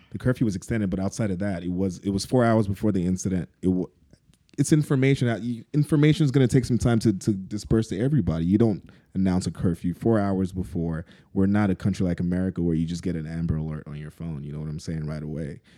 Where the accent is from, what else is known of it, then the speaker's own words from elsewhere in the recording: Lagos, Nigeria; moved away; we're from Lagos.